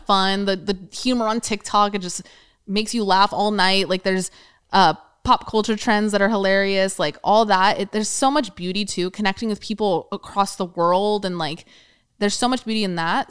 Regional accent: California, United States; we're born and raised in California

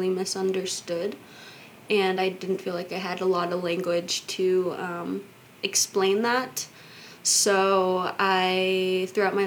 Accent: Kansas, United States; I grew up in Kansas, and I lived with my mom there

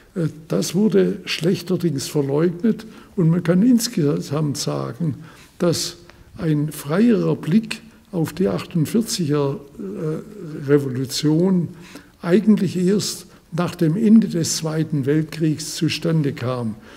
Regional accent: Reutlingen, Baden-Württemberg, Germany; wie sie in Reutlingen abgespielt hat, wo ich herkomme

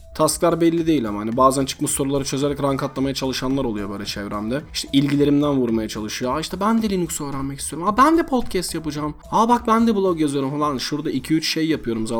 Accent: Buca, İzmir, Turkey; moved away; ben Bucalıyım

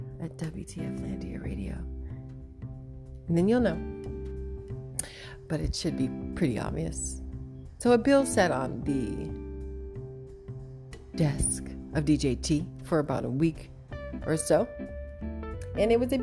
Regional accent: United States; as an American

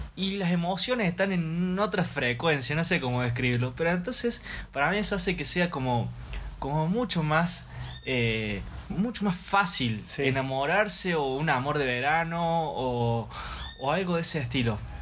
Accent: Córdoba, Argentina; acaso no soy el de Córdoba

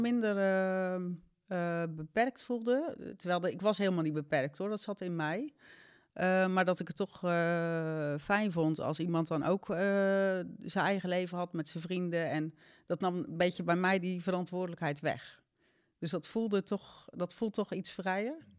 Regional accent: Zeeland, Netherlands; moved away as an adult; also born or lived in Amsterdam; ik kwam uit Zeeland, had ik ook mijn vriendinnen en mijn werk

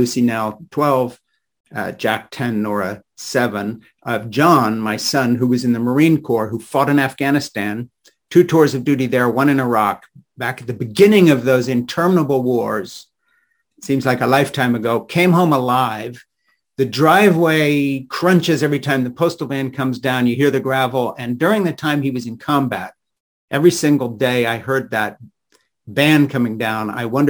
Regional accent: Switzerland; I was raised in Switzerland by evangelical missionary parents, Francis and Edith Schaefer

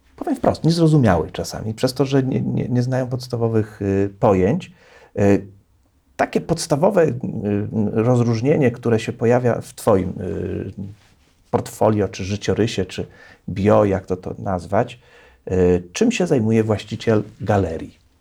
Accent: Poznań, Greater Poland, Poland; ja z Poznania

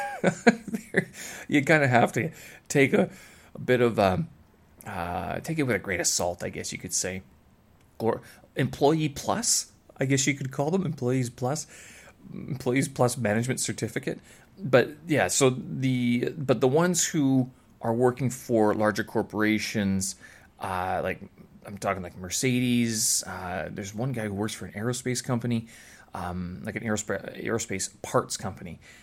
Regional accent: Canada; moved away as an adult; now in Beijing, China; when I was back in Canada.

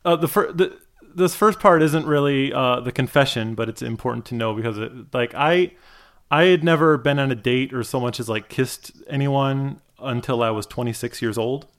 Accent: Michigan, United States; I grew up in Michigan.

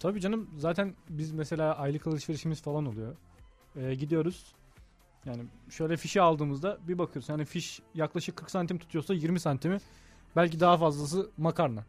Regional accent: Hatay, Turkey; also born or lived in Kahramanmaraş; Aslen Kahramanmaraş şimdi Hatay doğumluyum

